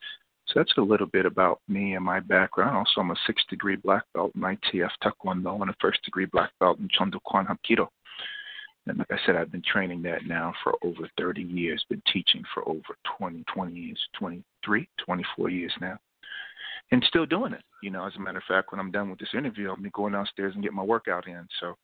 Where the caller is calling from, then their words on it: Jackson, New Jersey, United States; I'm calling from Jackson, New Jersey.